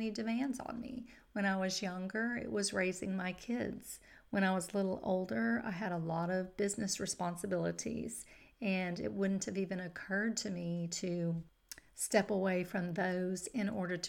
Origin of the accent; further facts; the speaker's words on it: Katy, Texas, United States; my hometown of Katy, Texas